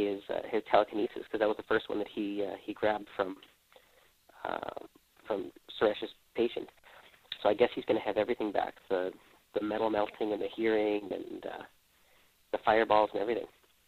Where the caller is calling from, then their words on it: Calgary, Alberta, Canada; I'm also calling from the West Coast time zone in Calgary, Alberta, Canada.